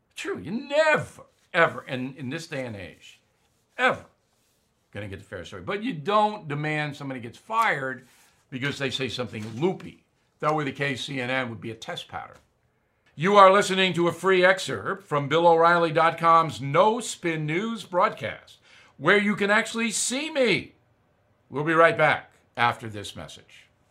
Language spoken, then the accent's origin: English; near Westbury, New York, United States; Westbury, New York, right near where I was raised